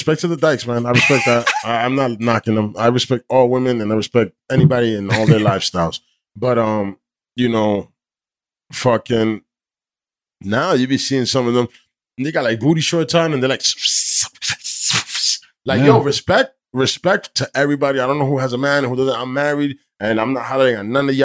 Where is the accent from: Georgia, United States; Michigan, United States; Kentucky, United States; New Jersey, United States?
New Jersey, United States; I'm from Jersey